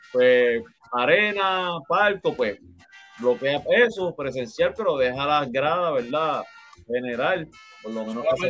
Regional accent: Puerto Rico

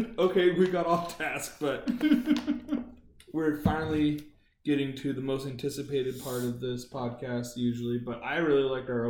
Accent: Central Virginia, United States; born or raised there; moved away

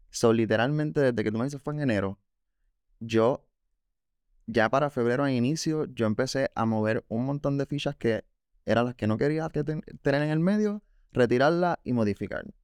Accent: Canóvanas, Puerto Rico; Yo de Canóvanas.

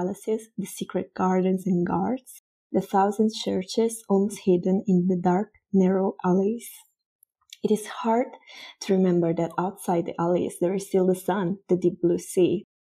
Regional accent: Sorrento, Campania, Italy; As for me, I was born and raised in Sorrento, a little town by the sea, 1 hour distant from Napoli.

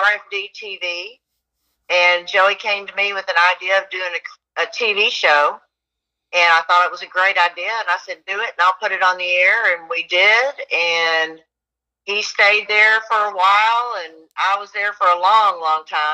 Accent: Dallas, Texas, United States; I'm from Dallas.

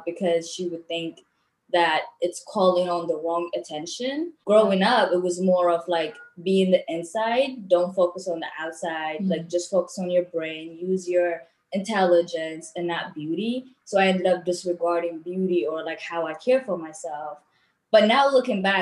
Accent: Eritrea; moved away; I was born and raised back home in Eritrea.

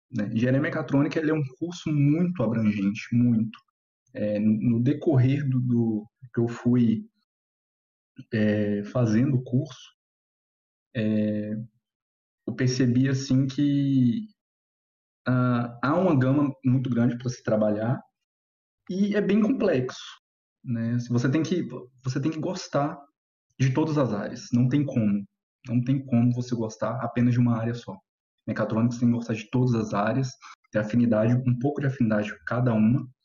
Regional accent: Goiânia, Goiás, Brazil; é, tenho 27 anos, né? E eu sou de Goiânia.

